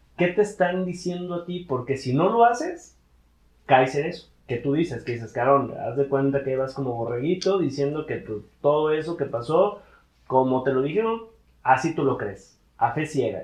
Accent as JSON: {"language": "Spanish", "country": "Mexico", "said": "yo soy un mexicano"}